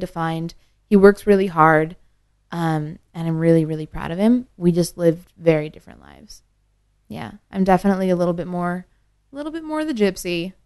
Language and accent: English; Northern Ontario, Canada; moved away; I was born and raised in Northern Ontario